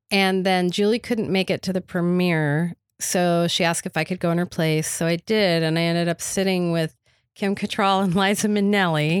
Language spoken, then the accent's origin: English; Atlanta, Georgia, United States; moved away as an adult; now in New York, United States; I moved to New York from Atlanta, where I was from when I was eleven to when I was thirty-five